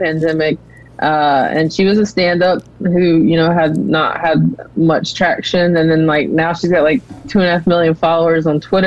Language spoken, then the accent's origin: English; a tiny town outside Charlotte, North Carolina, United States; moved away; I grew up in a tiny town outside of it